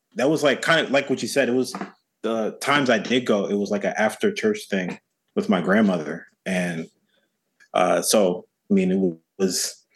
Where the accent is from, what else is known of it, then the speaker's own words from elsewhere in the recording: United States; I'm American.